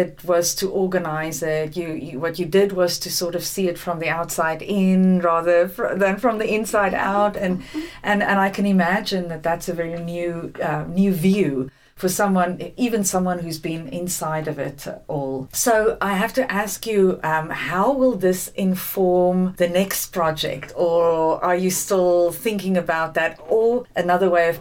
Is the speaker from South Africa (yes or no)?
yes; South Africa; also born or lived in England; now in Houston, United States; I'm originally South African